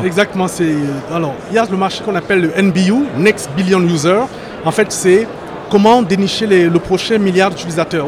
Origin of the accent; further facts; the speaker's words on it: France; also born or lived in Cameroon (origin/ancestry); je suis français, mais de par mon origine africaine, donc camerounaise